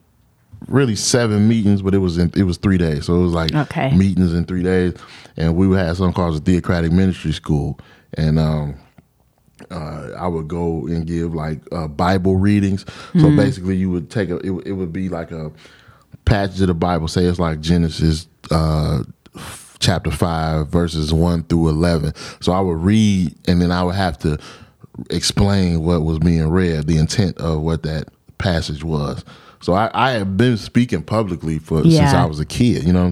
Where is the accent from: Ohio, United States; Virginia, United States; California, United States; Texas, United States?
Ohio, United States; Cleveland; moved away; also born or lived in Michigan; I grew up in Cleveland, Ohio